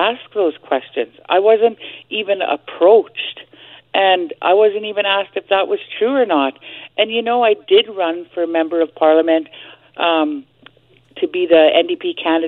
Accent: Telegraph Creek, British Columbia, Canada; that's where I'm from. I grew up in Telegraph Creek.

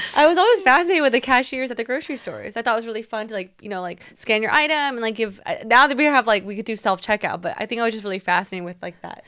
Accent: Taiwan; moved away; me growing up in Taiwan

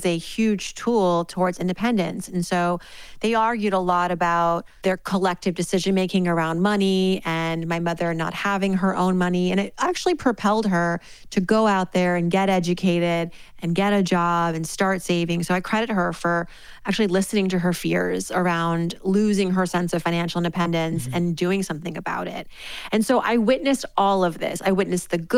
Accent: Worcester, Massachusetts, United States; it starts back to my early years living in Worcester, Massachusetts. I am the daughter of Iranian immigrants. My parents moved here in the late 70s. I was born in 1980 in Worcester, Massachusetts

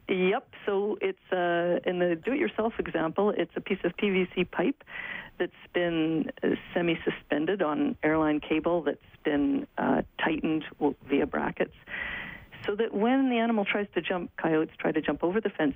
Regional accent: Alberta, Canada; I grew up in Alberta

